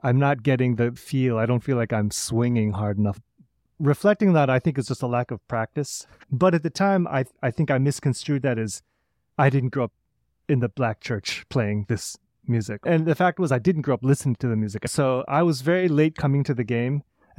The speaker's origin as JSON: {"language": "English", "town": "St. Louis", "region": "Missouri", "country": "United States", "tie": "born or raised there", "said": "So I grew up in St. Louis playing classical flute, having parents both in the St. Louis Symphony Orchestra, and really being immersed in that through high school."}